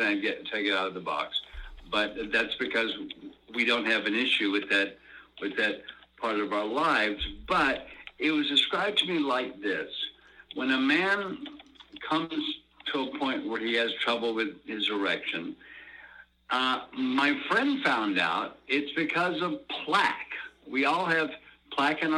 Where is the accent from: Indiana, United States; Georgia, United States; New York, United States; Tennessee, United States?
Georgia, United States; now in Los Angeles, United States; my home state